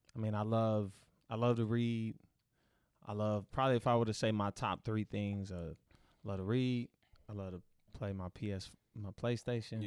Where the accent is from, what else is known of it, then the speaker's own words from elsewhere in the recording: Dallas, Texas, United States; growing up in Oak Cliff